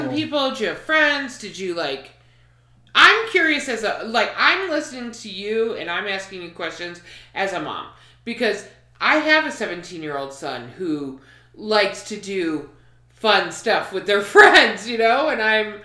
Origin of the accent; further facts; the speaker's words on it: Chicago, Illinois, United States; I'm from the Midwest. Yeah. I'm from Chicago. The whole family's from Chicago